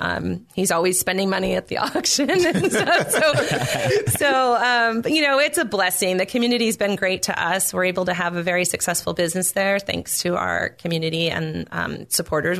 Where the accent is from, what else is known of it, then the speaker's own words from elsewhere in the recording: Temecula, California, United States; I grew up in Temecula um, in a very solid home